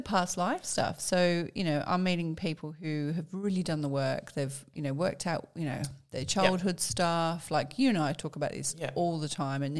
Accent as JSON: {"language": "English", "town": "Birmingham", "region": "West Midlands", "country": "United Kingdom", "tie": "born or raised there", "moved": "yes", "said": "I was brought up in Birmingham."}